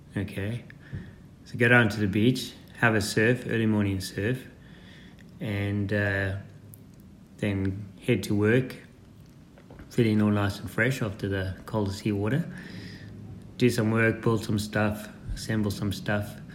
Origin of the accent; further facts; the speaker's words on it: Zimbabwe; I was born in Zimbabwe, um, 1974, and my parents were farmers